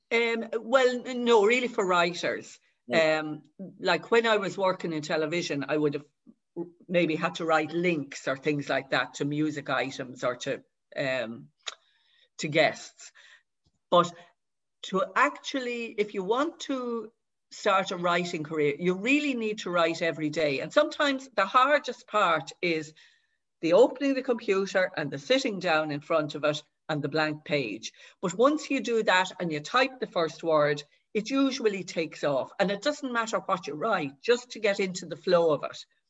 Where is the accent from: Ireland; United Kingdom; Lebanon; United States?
Ireland; Dublin, Leinster; I was brought up in Dublin, but my mother is from Gorey